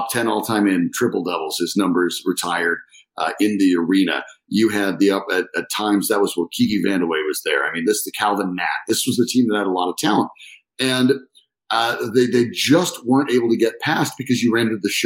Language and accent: English; Colorado, United States; born and raised in Colorado, so I grew up here.